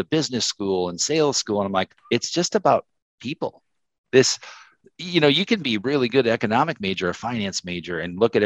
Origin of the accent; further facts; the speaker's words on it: South Dakota, United States; also born or lived in Minneapolis; I'm from South Dakota.